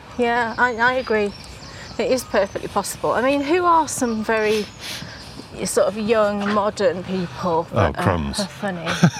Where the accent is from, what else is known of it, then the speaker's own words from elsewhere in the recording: United Kingdom; we're British and we live in this country and we know the culture.